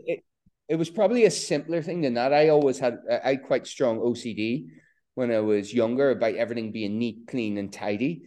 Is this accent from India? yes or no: no; Border counties, Ireland; growing up in Ireland, eh, on the, in the border counties during the Troubles